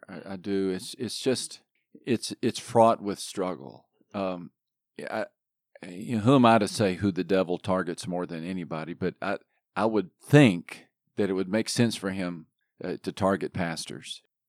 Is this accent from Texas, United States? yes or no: yes; Texas, United States; moved away as an adult; Yeah, I grew up in Texas.